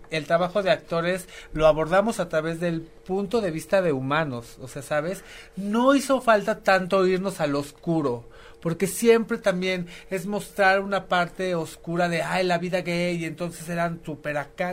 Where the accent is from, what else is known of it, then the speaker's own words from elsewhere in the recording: Mexico; somos artistas mexicanos